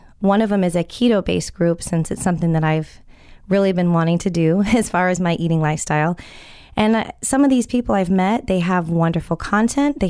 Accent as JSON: {"language": "English", "region": "California", "country": "United States", "said": "I'm from California"}